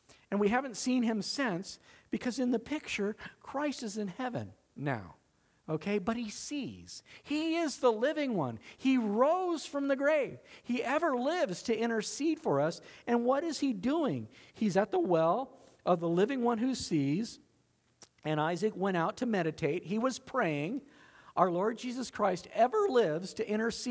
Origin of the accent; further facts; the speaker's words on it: Southern California, United States; we grew up in Southern California, and all my family's from Nebraska